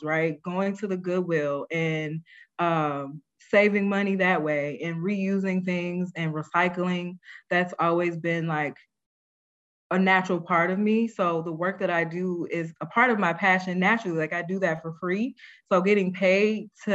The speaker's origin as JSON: {"language": "English", "town": "St. Louis", "region": "Missouri", "country": "United States", "tie": "born or raised there", "said": "I grew up in St. Louis as a latchkey kid"}